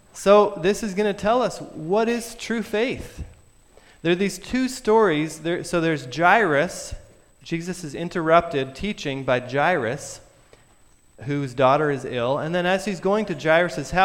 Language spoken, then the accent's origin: English; Vermont, United States; I'm from Vermont.